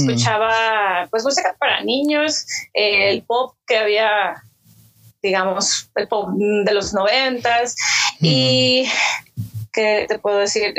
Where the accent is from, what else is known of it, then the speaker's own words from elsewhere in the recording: Mexico; also born or lived in Hermosillo, Sonora; soy mexicana y vivo en Hermosillo, Sonora